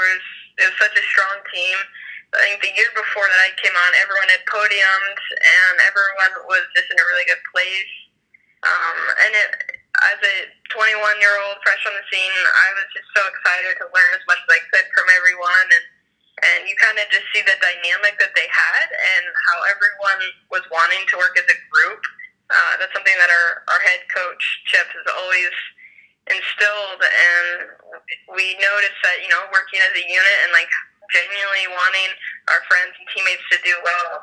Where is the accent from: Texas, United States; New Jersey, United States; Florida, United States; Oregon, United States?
Oregon, United States; Mount Hood; I love growing up on Mount Hood, and I love coming home to it